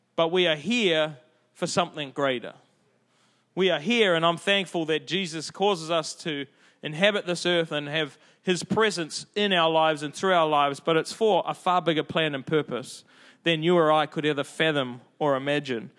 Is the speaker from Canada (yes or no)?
no; Auckland, New Zealand; I'm from South Auckland